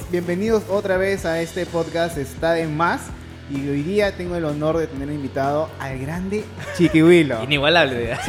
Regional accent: Peru; moved away as an adult; also born or lived in United States / San Francisco; yo regresé acá a ser patria

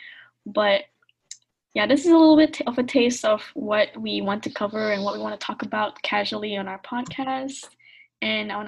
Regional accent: Malaysia; moved away as an adult; now in United States; I'm Malaysian Chinese, so my ancestors came from China, and they migrated to Malaysia, and I've been born there, I was raised there, and then I came here to study in the States

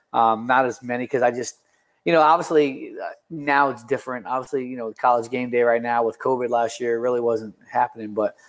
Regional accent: Rochester, New York, United States; I'm from Rochester, man, so I'm about an hour and a half out of there.

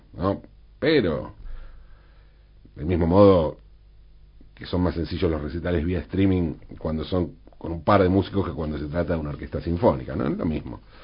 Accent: Valentín Alsina, Buenos Aires Province, Argentina; mi ciudad natal, de mi barrio, Valentín Alsina

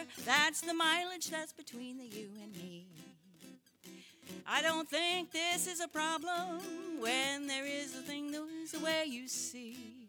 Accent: Maine, United States; I'm here from Maine, so when I wrote this song, it was pretty poignant that we should do it together.

